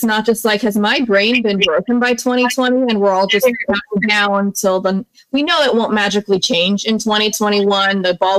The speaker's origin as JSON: {"language": "English", "country": "United States", "said": "As an American"}